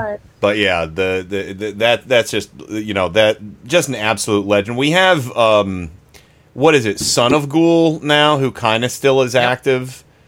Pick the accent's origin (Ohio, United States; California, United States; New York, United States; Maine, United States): Ohio, United States; Columbiana County; growing up in Columbiana County in Ohio